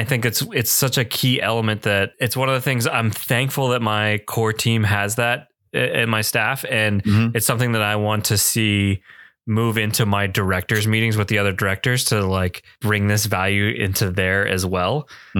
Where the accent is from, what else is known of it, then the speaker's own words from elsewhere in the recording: New Jersey, United States; I'm from New Jersey